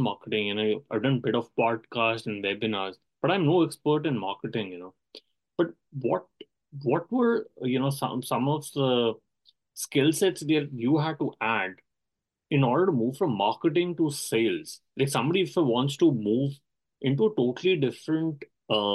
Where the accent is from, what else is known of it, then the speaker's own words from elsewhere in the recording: India; I speak fast as an Indian